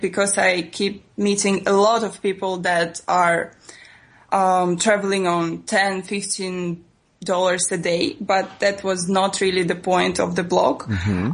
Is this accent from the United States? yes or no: no; Russia; English is a second language; moved away as an adult; also born or lived in Italy; I am from Russia